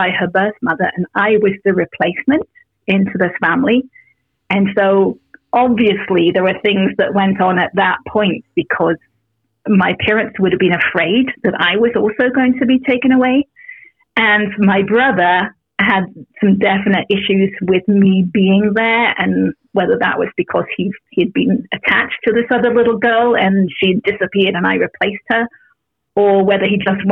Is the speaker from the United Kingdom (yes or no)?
yes; England, United Kingdom; moved away as an adult; now in California, United States; I'm originally from England. I live in California now